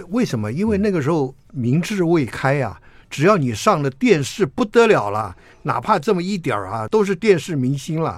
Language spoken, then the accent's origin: Chinese; Taiwan; accent: Taiwanese Mandarin; 因为我满嘴台湾国语